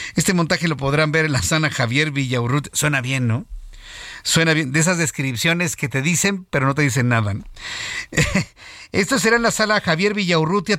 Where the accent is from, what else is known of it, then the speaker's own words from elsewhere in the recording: Mexico; los mexicanos somos así